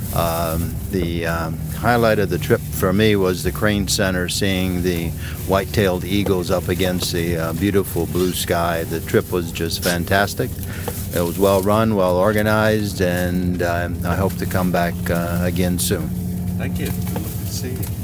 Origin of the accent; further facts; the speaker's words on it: Melbourne, Victoria, Australia; from uh, Melbourne, Australia